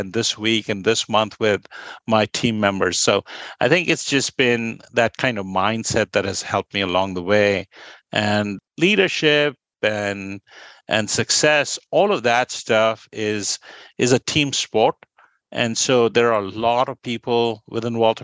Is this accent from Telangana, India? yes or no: no; Kolkata, West Bengal, India; moved away as an adult; I grew up in Kolkata